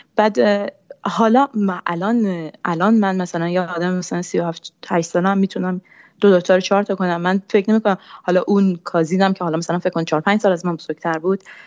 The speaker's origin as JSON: {"language": "Persian", "country": "Iran", "tie": "born or raised there", "first_language": "Persian", "moved": "as an adult", "said": "من فارسی زبان اولمه. من تا بیست و پنج سالگی ایران زندگی کردم."}